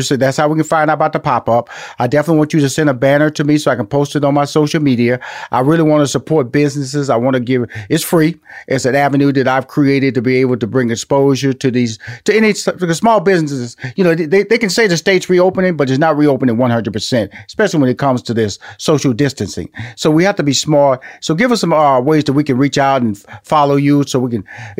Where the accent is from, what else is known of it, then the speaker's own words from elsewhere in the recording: Houston, Texas, United States; now in Atlanta, United States; And I'm from Houston, Texas. I'm living in Atlanta.